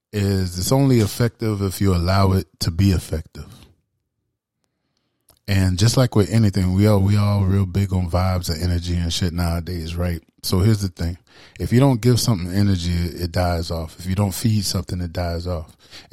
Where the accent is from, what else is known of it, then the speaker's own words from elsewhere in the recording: Charleston, South Carolina, United States; That shit, I grew up in Charleston, South Carolina.